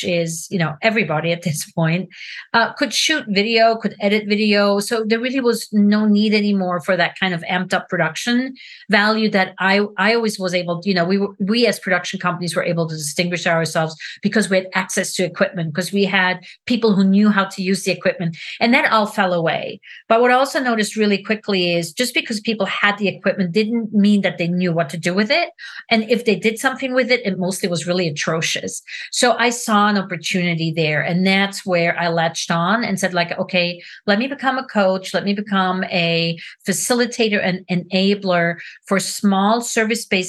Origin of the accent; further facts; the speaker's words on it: Switzerland; moved away as an adult; now in United States; I am originally from Switzerland. I've been in America for over 35 years, which is more time spent in America than in Switzerland